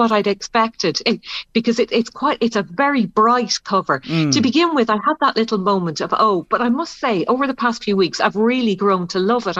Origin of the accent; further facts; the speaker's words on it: County Clare, Ireland; moved away; I'm originally from Clare.